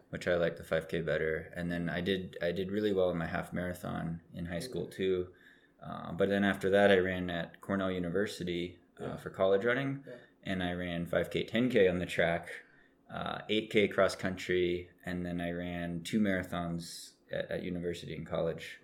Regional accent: Oregon, United States; I grew up in Oregon, which is mm-hmm. a state above California

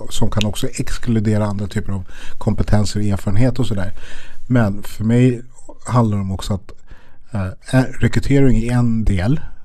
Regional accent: Stockholm, Stockholm County, Sweden; jag är uppvuxen i Järvaområdet, Spånga-Tensta

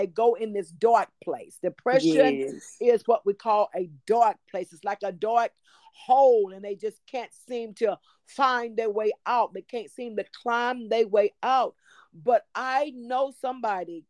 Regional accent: Tyler, Texas, United States; moved away as an adult; now in Duncanville, United States; I am originally from Tyler, Texas

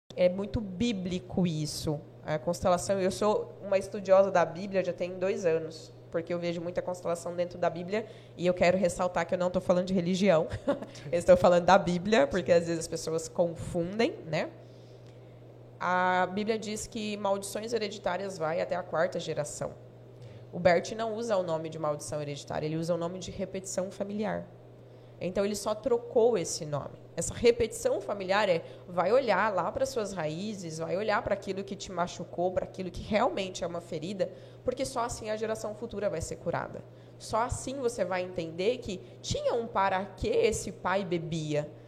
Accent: Jaru, Rondônia, Brazil; Nasci aqui, nascida em Jaru, tenho 34 anos de Jaru

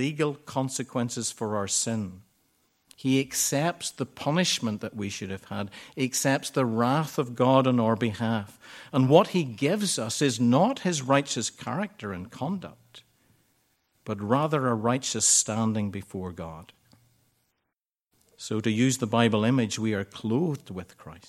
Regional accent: Ballycastle, Northern Ireland, United Kingdom; Ballycastle, which is my hometown in Northern Ireland.

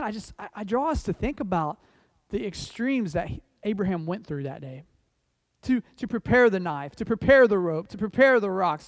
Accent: United States; I say that as an American, understand. I say that as someone who's, my family's been here a long time

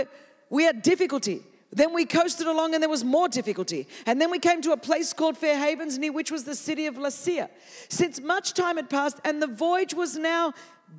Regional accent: Greece; first language Greek; English is a second language; now in California, United States; I'm Greek, and Greek is my first language

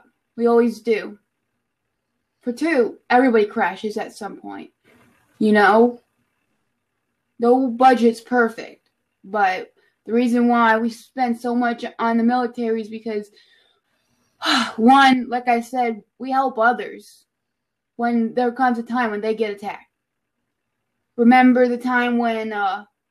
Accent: United States; I'm an American

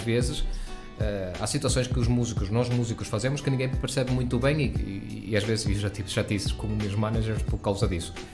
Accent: Venezuela; now in Portugal; embora eu sou venezuelano, os meus pais são portugueses

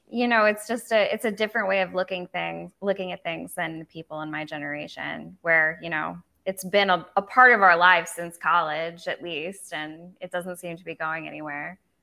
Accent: United States; now in Belize; as an American

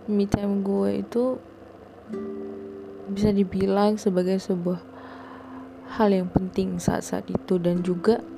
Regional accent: Sumatra, Indonesia; gue itu kan dari Sumatera kayak bener-bener dari Sumatera gitu dan banyak banget orang mikir kalau lu jalan sendiri lu pergi kemana-mana sendiri lu tuh kayak aneh kayak freak gitu

